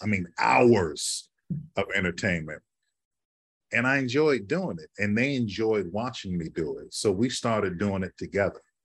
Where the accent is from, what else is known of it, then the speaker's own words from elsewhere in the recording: Chicago, Illinois, United States; now in New York City, United States; I grew up in Chicago